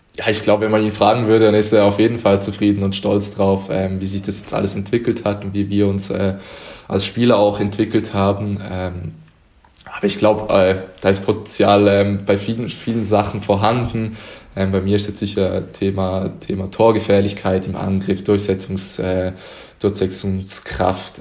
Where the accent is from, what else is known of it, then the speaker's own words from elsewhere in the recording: Uster, Zurich, Switzerland; moved away as an adult; now in Konstanz, Germany; Ich bin in Uster geboren. Das ist in der Nähe von Zürich